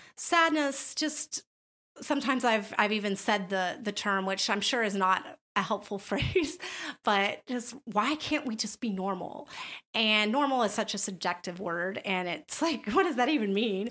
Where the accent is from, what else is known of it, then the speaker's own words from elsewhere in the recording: the South, United States; I grew up in the South